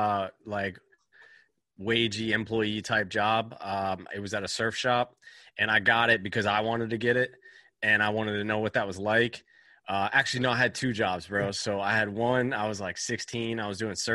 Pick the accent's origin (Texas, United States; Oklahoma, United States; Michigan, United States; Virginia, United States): Virginia, United States; Virginia Beach; So I'm from Virginia Beach, Virginia. I grew up on the car lot.